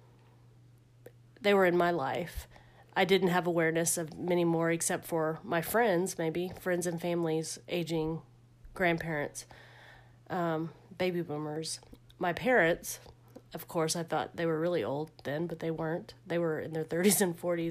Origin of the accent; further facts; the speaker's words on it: Austin, Texas, United States; I'm from South Austin, grew up in South Austin.